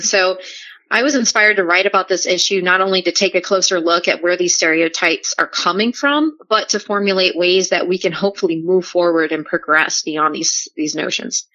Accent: New Orleans, Louisiana, United States; moved away; I'm originally from New Orleans

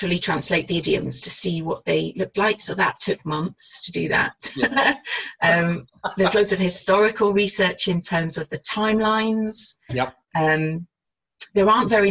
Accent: North Wales, United Kingdom; I grew up in North Wales and I'm bilingual

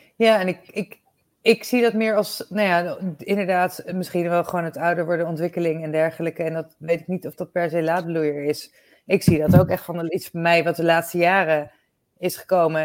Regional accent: Netherlands; we zijn daar natuurlijk als Nederlanders best wel een bijzonder volkje

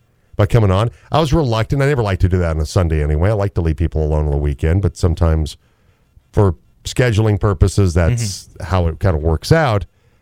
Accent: United States; as an American

